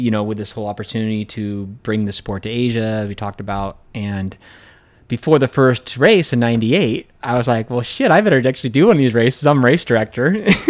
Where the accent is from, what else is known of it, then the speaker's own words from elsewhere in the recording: Pacific Northwest, United States; 'cause I grew up in the Cascade Mountains and, you know, Colorado was the Rockies.